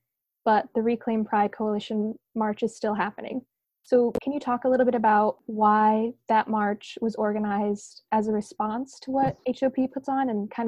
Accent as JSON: {"language": "English", "region": "Connecticut", "country": "United States", "tie": "born or raised there", "said": "I grew up in Connecticut"}